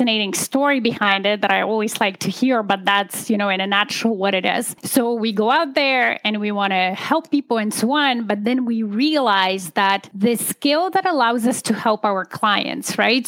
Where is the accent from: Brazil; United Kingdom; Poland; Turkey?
Poland; moved away as an adult; now in Canada; I'm an immigrant. I come originally from Poland, and I immigrated to Canada in 2005. I was about 27, finished university in Poland at the time